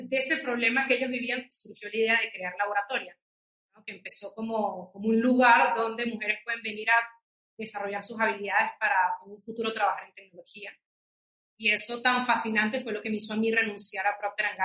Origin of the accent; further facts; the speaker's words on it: Venezuela; moved away as an adult; also born or lived in New York; now in Peru; nosotros somos venezolanos, mi esposo y yo, eh, y nos conocimos en Nueva York con los que son ahora nuestros socios de laboratoria. Y la historia larga hecha corta es que mi esposo y yo nos vinimos a Perú por mi trabajo